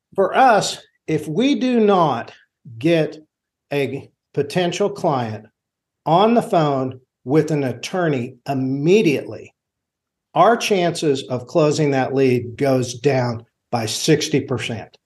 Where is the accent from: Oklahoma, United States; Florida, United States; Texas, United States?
Oklahoma, United States; Enid; also born or lived in Washington; I grew up here in Enid, and it's, so it's my hometown